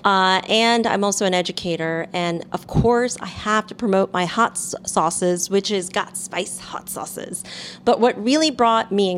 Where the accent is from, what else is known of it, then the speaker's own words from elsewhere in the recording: New York City, New York, United States; I'm a, quote, what they call, a real New Yorker, born here in Manhattan